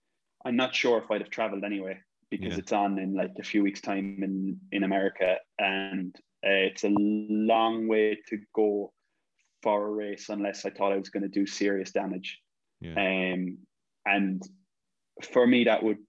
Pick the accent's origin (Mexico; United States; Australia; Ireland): Ireland; growing up in Ireland